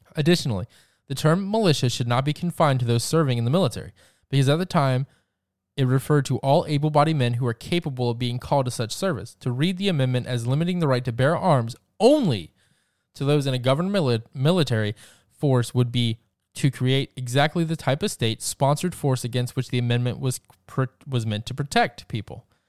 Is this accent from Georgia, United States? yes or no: yes; Georgia, United States; my home state, the great state of Georgia